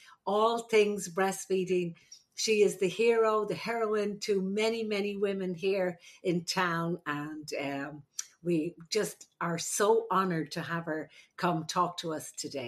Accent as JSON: {"language": "English", "country": "Ireland", "moved": "yes", "lives_now": "Ventura, United States", "said": "I'm the Irish midwife."}